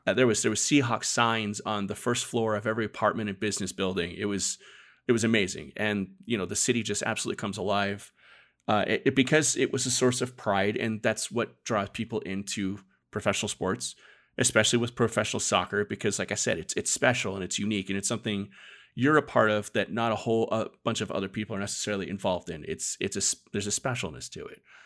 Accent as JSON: {"language": "English", "region": "Arizona", "country": "United States", "tie": "born or raised there", "said": "I was born and raised in Arizona"}